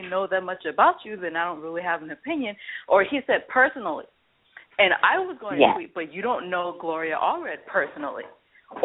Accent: United States; I grew up in America

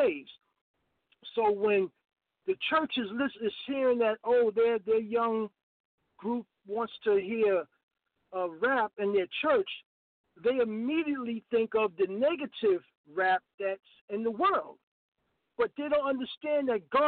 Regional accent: New York City, New York, United States; growing up in the South Bronx, where it was a battle growing up as a teenager and as a young man

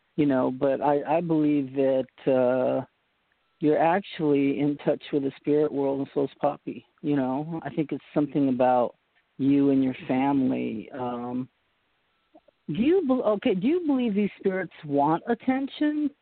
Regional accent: Boston, Massachusetts, United States; moved away; My mom was born in uh, Poughkeepsie, New York, but I was born in Boston

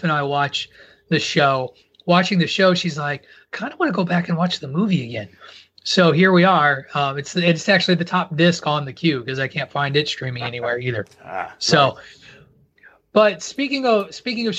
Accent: rural Illinois, United States; moved away; I grew up in rural Illinois

